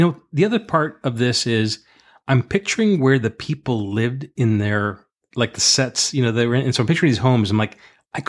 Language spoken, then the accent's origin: English; Paterson, New Jersey, United States; we grew up in Patterson for a period, different periods in our life, and we saw some poverty, too.